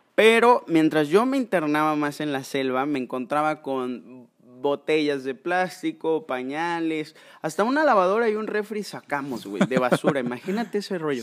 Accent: Córdoba, Veracruz, Mexico; soy originario de Córdoba

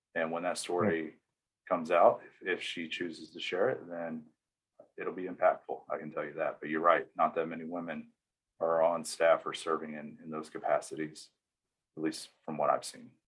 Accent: East Tennessee, United States; moved away as an adult; now in Arizona, United States; I'm from East Tennessee, deep South. i was born and raised there

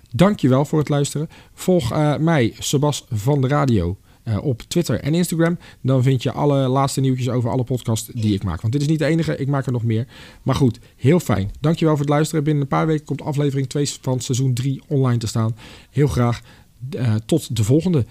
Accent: Delft, South Holland, Netherlands; moved away; Ik kom oorspronkelijk uit Delft

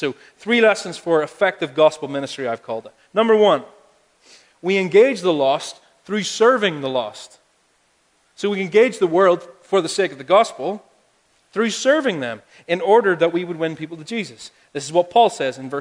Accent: Ireland; I'm from Ireland. I have a big family. Because that's what we do there

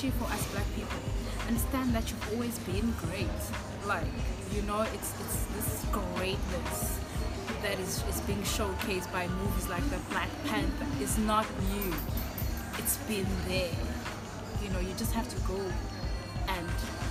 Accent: Inanda, KwaZulu-Natal, South Africa; I'm from Inanda, there are a lot of shacks around

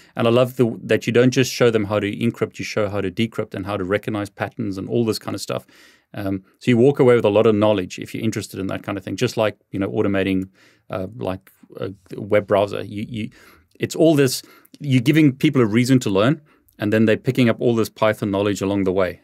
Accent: South Africa; moved away; I come from South Africa originally

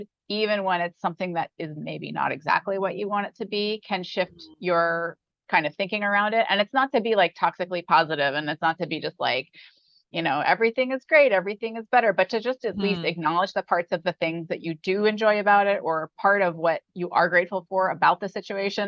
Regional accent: New York, United States; moved away as an adult; I'm from New York

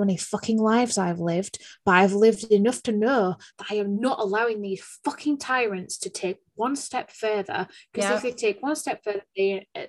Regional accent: United Kingdom; I should know this because I'm a Brit

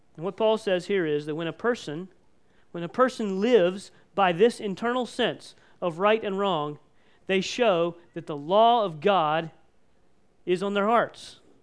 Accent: United States; we as American Christians and as Mennonite Christians

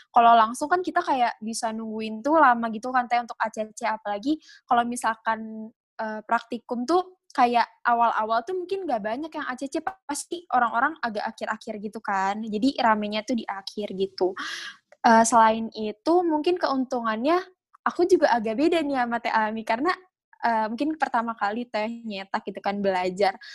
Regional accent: Bogor, West Java, Indonesia; mungkin karena aku dari Bogor gak cuman aku doang yang di Bogor

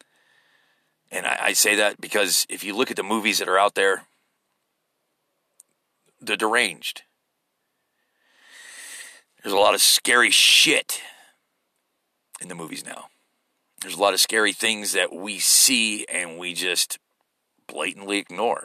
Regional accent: United States; as an American.

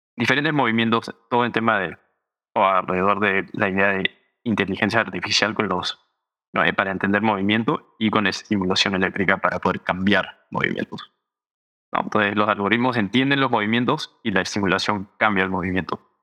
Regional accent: Los Angeles, California, United States; also born or lived in Berkeley, California; Y esos dos años fue en donde yo crecí, en Los Ángeles.

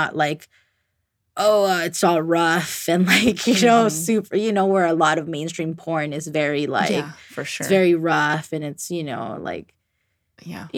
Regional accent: California, United States; I was born in California.

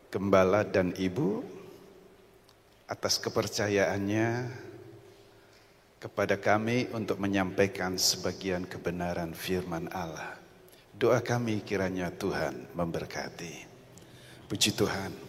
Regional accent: Rembang, Central Java, Indonesia; Asal saya dari kota Rembang.

